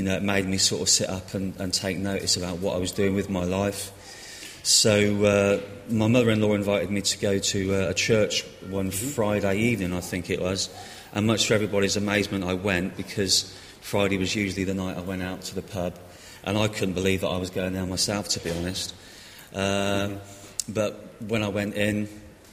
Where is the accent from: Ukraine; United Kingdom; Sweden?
United Kingdom; Reading, South East England; Well, I'm from Reading, grew up in Coley